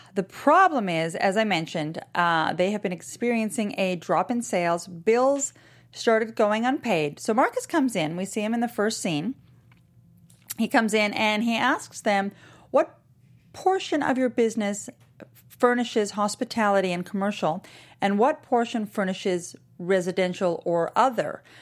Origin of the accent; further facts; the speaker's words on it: Canada; now in Miami, United States; I'm Canadian